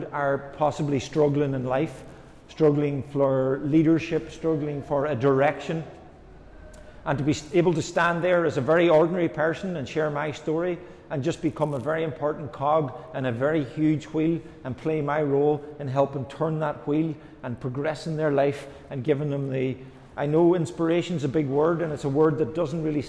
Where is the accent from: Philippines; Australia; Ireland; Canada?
Ireland; accent: Irish; I'm Irish